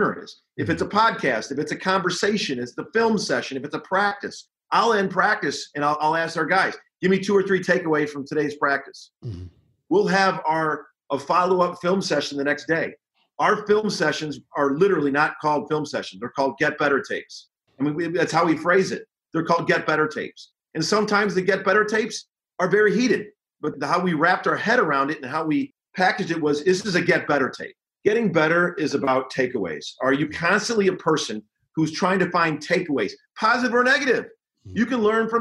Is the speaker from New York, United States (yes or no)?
no; Chicago, Illinois, United States; I remember growing up in Chicago in the Indiana program